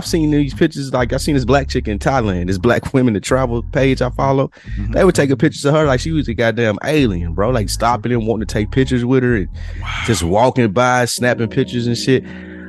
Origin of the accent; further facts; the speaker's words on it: the South, United States; I'm from the South too.